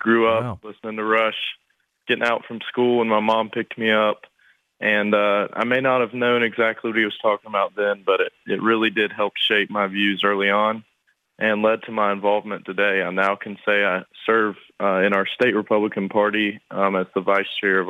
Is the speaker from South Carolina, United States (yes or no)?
yes; South Carolina, United States; I'm 18 years old. I'm from South Carolina